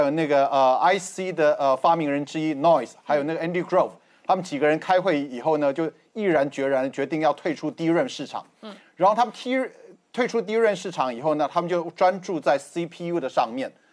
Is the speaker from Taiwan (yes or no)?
yes; Taiwan; 都出生台南。